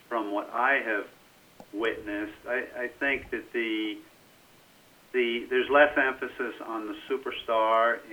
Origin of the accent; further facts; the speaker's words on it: United States; being an American